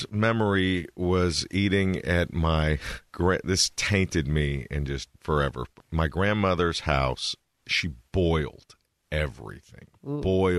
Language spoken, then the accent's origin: English; Berkeley, California, United States; also born or lived in Tokyo, Japan / Salt Lake City, Utah; We lived there till about I was six or seven. And then we moved to Berkeley in the 80s. That's where I've been ever since. We still live there now.